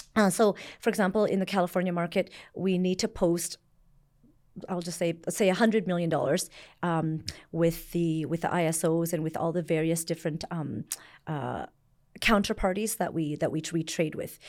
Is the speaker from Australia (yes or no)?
no; Canada; born or raised there; also born or lived in Vietnam / Hong Kong